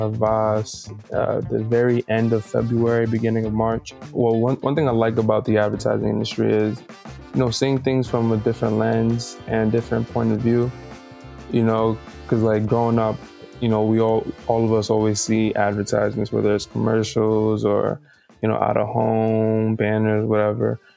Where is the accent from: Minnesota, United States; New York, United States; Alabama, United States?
New York, United States; New York City; born and raised in Brooklyn, New York.